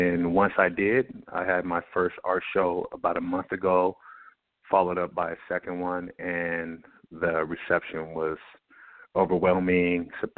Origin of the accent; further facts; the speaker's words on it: Seattle, Washington, United States; I am an artist from the Pacific Northwest region, close to Vancouver, Canada